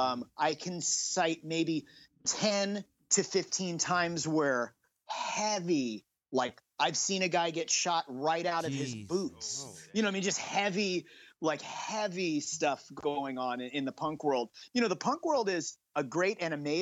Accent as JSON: {"language": "English", "town": "Hermosa Beach", "region": "California", "country": "United States", "tie": "born or raised there", "also_born_or_lived": "New York", "said": "I grew up in Hermosa Beach, California, home of …. Yeah, so I was born in New York, but my mom's moved me to Hermosa Beach when I was a young weenie kid"}